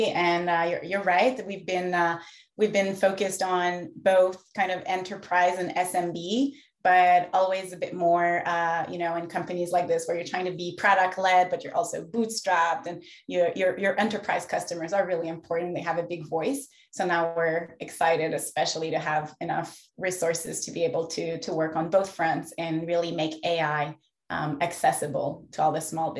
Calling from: Montreal, Quebec, Canada; Yes, I'm in Montreal today.

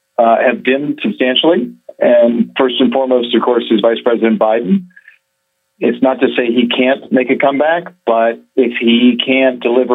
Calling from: Dubai, United Arab Emirates; Well, I'm calling in from sunny Dubai, where we've had some meetings with some clients

